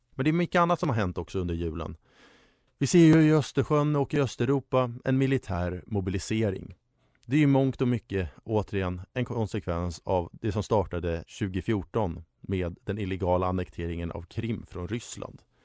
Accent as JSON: {"language": "Swedish", "town": "Stockholm", "region": "Stockholm County", "country": "Sweden", "also_born_or_lived": "Uppsala", "said": "Hammarby Sjöstad i sin helhet, där jag är ifrån"}